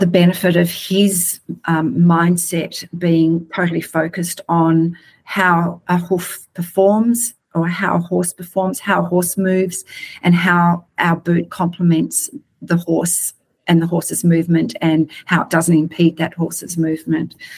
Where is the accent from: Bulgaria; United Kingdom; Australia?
Australia; just like we are in Australia